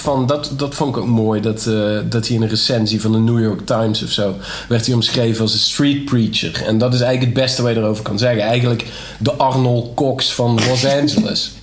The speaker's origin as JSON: {"language": "Dutch", "town": "Nederweert", "region": "Limburg", "country": "Netherlands", "said": "ik kom uit Nederweert"}